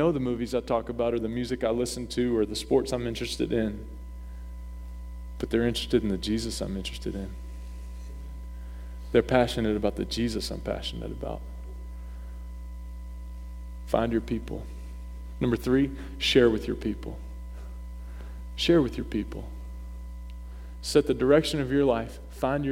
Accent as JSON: {"language": "English", "region": "North Carolina", "country": "United States", "tie": "born or raised there", "moved": "as an adult", "lives_now": "Maine, United States", "said": "growing up in the South, North Kakalaki, okay, where we're baptized in sweet tea"}